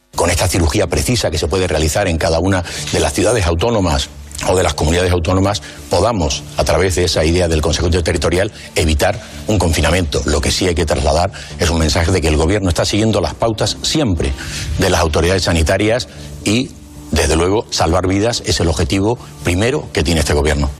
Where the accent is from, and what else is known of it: Bilbao, Basque Country, Spain